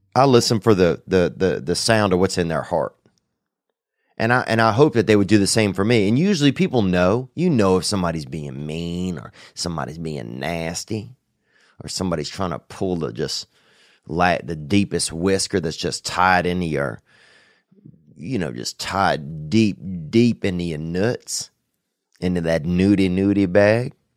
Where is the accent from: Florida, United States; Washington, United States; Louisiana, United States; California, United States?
Louisiana, United States; born or raised there; moved away